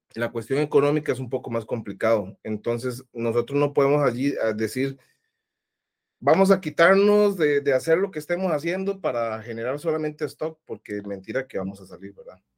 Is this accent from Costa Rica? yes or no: yes; Costa Rica; mi país, a Costa, Rica